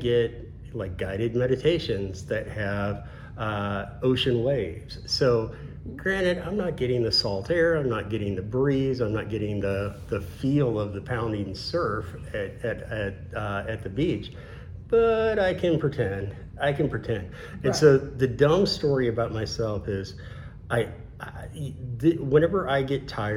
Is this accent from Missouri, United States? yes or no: yes; Missouri, United States; now in Florida, United States; I'm from Missouri